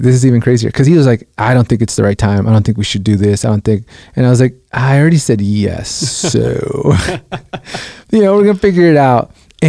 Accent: Guatemala; now in United States; I'm Guatemalan. I was born in Guatemala. My brothers are, but they were born here in the States.

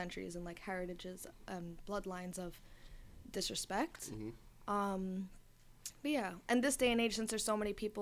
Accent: New York City, New York, United States; I'm from Astoria. I'm from Queens

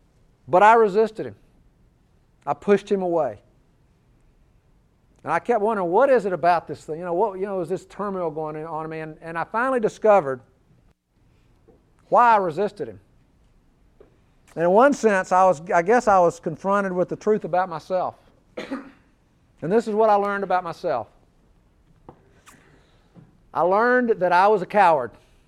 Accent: Birmingham, Alabama, United States; I was raised here in Birmingham. I was raised in the church.

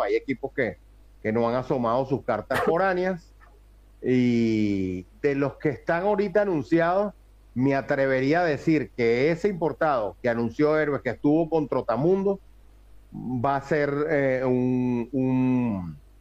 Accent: Venezuela; como buen venezolano

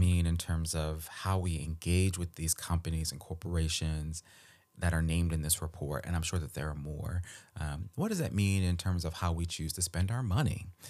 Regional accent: Baltimore, Maryland, United States; moved away; I grew up in Baltimore

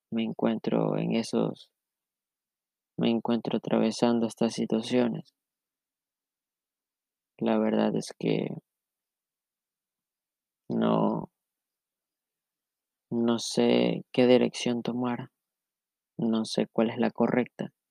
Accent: Ecuador; Soy de Ecuador

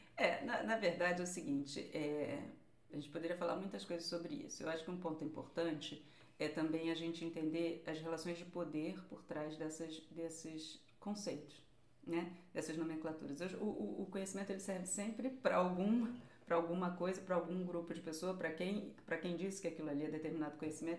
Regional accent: Rio de Janeiro, Brazil; accent: carioca; now in Portugal; Eu sou do subúrbio do Rio de Janeiro

